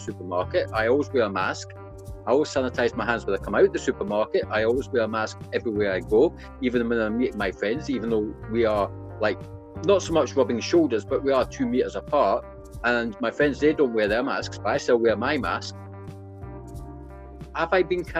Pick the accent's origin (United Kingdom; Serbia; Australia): United Kingdom; Scotland; moved away; I booked my holiday for my annual visit back up to good old Scotland. You can't tell by my accent, but you can tell that.